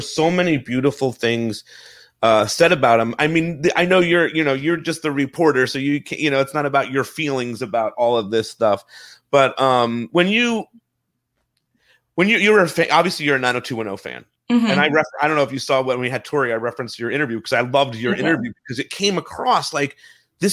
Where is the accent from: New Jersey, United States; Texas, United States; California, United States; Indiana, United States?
New Jersey, United States; we're both from Jersey.